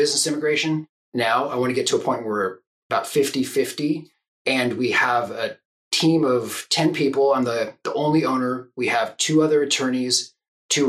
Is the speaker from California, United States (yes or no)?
yes; Silicon Valley, Northern California, United States; moved away as an adult; also born or lived in Japan / Hungary; now in Oregon, United States; I grew up in Northern California in Silicon Valley